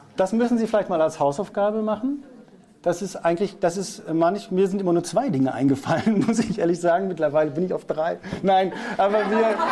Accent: North Rhine-Westphalia, Germany; first language German; Ich bin aus Westfalen, Nordrhein-Westfalen

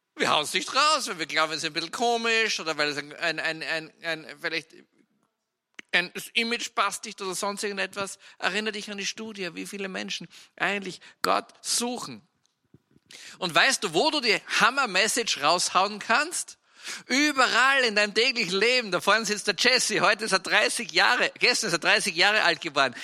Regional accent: Styria, Austria; ich bin ja Steirer und Steirer sind von Natur aus, also Steirer ist ein kleines Bundesland in der Alpenrepublik Österreich

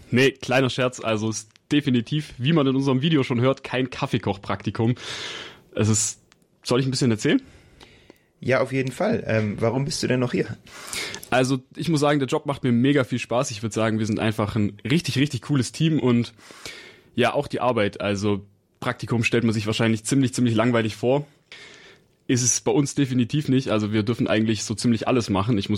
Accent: Berlin, Germany; born there; Ich komme ursprünglich aus Berlin, bin aber schon hier in der Nähe aufgewachsen

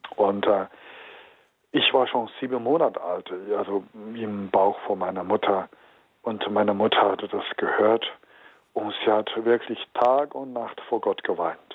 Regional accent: Henan, China; German is a second language; now in Germany; in meiner Heimat, ich spreche von einer Provinz, heißt Henan

